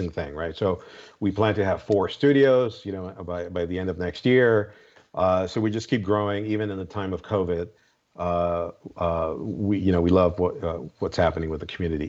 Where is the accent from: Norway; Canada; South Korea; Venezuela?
Venezuela; also born or lived in Colombia; now in United States; I grew up in Latin America. I grew up in Venezuela and Colombia half the time until we migrated up to the States.